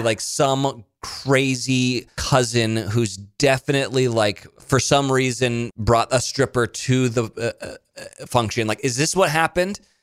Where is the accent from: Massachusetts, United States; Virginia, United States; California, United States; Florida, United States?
California, United States; Monterey; moved away; also born or lived in Nashville; I'm from Monterey